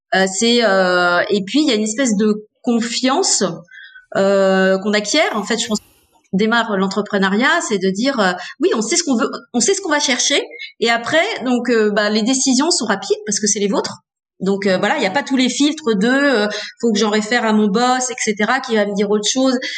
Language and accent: French; Hauts-de-France, France; je suis née dans les Hauts-de-France j'ai fait mes études dans les Hauts-de-France